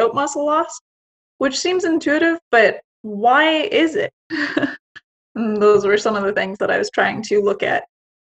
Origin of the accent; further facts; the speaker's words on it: Canada; I'm Canadian